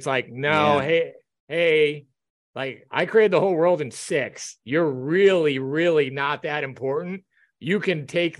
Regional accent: United States; hey, I'm an American.

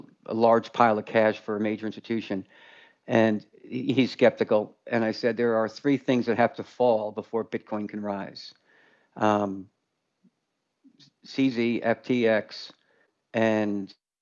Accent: Westchester County, New York, United States; I grew up in Westchester County, New York

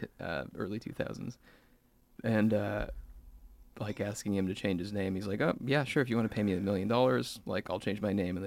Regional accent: Salem, Oregon, United States; Salem, Oregon.

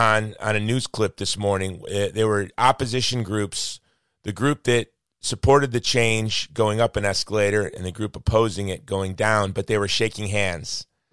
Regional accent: United States; as an American

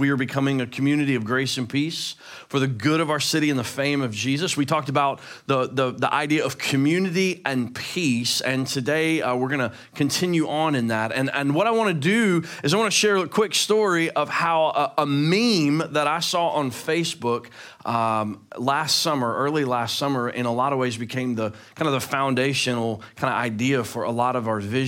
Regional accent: Memphis, Tennessee, United States; I'm from Memphis.

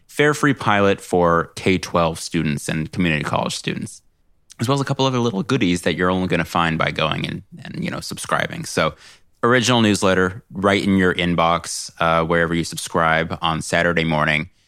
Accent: California, United States; I'm a Californian.

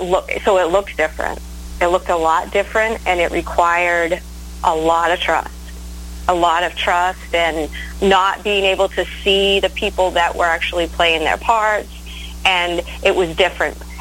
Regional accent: Maine, United States; moved away; also born or lived in Nashville; I'm from Maine. I don't know if you knew that about me, but I'm from Maine. I'm from the easternmost point in the United States

